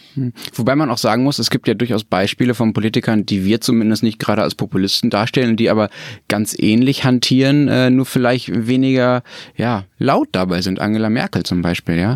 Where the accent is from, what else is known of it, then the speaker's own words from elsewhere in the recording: Germany; als Deutscher